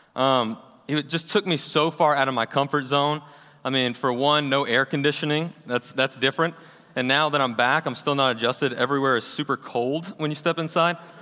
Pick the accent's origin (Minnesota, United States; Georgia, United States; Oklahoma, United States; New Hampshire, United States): Georgia, United States; Kennesaw; also born or lived in Auburn, Alabama; I was actually born and raised right here in Kennesaw, Georgia